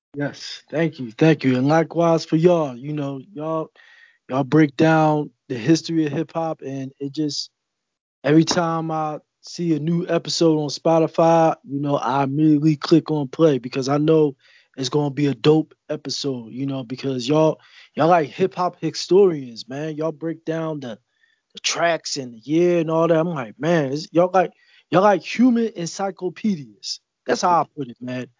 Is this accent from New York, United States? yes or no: no; Philadelphia, Pennsylvania, United States; growing up in Philly and living in Philly